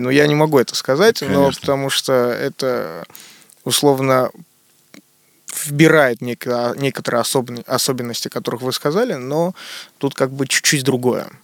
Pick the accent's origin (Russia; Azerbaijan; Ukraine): Russia; Moscow; also born or lived in Armenia; Я родился, но вырос здесь, в Москве. Но каждое лето я еду в Армению, там у меня огромное количество родственников